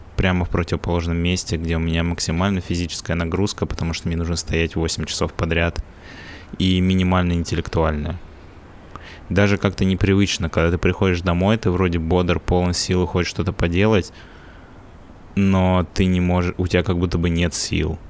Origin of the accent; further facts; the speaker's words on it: Russia; now in England, United Kingdom; я из России